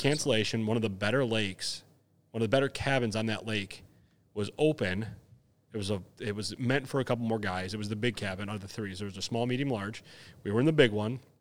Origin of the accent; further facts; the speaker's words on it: Wisconsin, United States; we're from Wisconsin